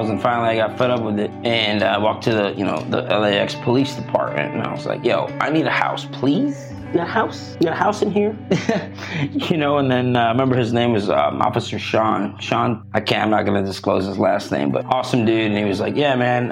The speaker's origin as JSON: {"language": "English", "country": "South Africa", "also_born_or_lived": "Florida", "moved": "yes", "lives_now": "California, United States", "said": "I'm South African. I came to Florida."}